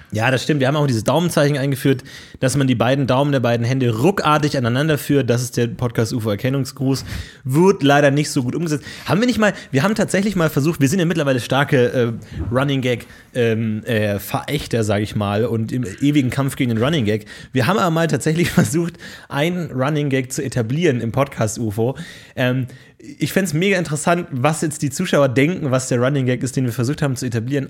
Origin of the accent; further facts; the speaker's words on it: Bavaria, Germany; ich komme aus Bayern, da hieß es Fasching